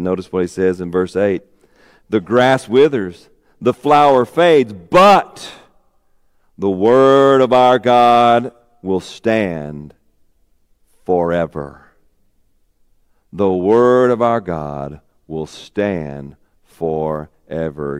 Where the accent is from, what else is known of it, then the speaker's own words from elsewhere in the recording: Arkansas, United States; moved away; also born or lived in Warren, Arkansas; I'm from Arkansas